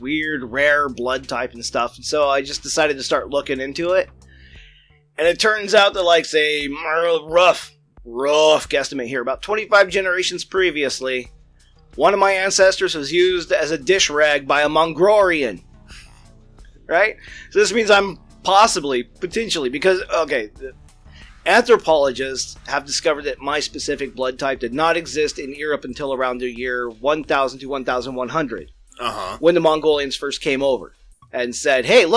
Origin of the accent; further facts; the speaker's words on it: United States; We're Americans